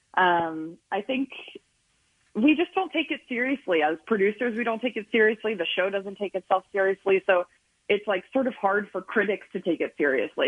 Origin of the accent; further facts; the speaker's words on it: Boyertown, Pennsylvania, United States; now in Los Angeles, United States; I'm from Boyertown